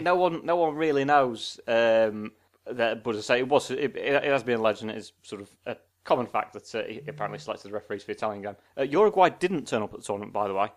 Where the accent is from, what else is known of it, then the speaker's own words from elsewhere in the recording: Sheffield, Yorkshire and the Humber, United Kingdom; I'm from Sheffield